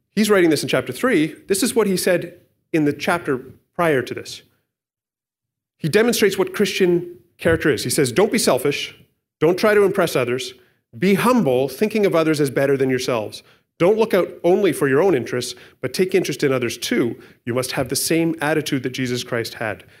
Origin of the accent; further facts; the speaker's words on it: Canada; we're Canadian. And I'm grateful to be a Canadian. It's my citizenship.